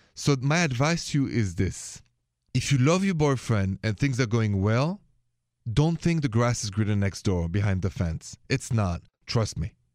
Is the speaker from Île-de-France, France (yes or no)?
yes; Paris, Île-de-France, France; accent: French from Paris; English is a second language; moved away; my accent is French from Paris